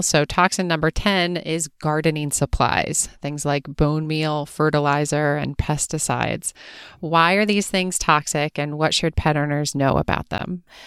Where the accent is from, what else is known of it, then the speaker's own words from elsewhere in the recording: East Coast, United States; I grew up on the East Coast